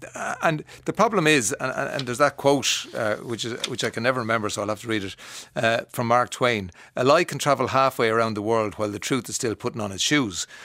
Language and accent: English; Kildare, Leinster, Ireland; I am from the Midlands, a Midlands town, Kildare, not generic, it's Kildare.